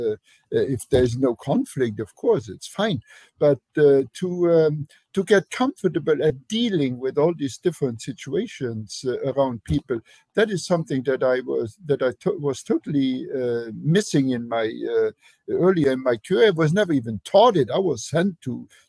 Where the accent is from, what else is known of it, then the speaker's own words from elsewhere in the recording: Luxembourg; English is a second language; moved away as an adult; also born or lived in Germany; now in United States; my home country. Luxembourg is a tiny little country